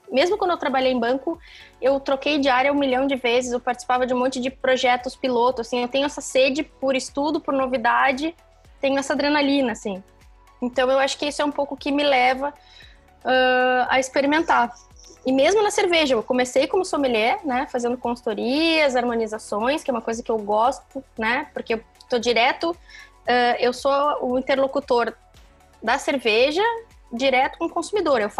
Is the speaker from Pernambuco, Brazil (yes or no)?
no; Porto Alegre, Rio Grande do Sul, Brazil; moved away as an adult; eu saí de Porto Alegre, fui trabalhar na Avenida Paulista